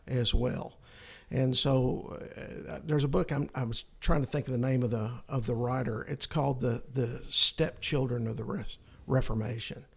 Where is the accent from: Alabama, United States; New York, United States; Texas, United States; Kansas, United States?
Alabama, United States; North; moved away; also born or lived in New Zealand; I'm from North Alabama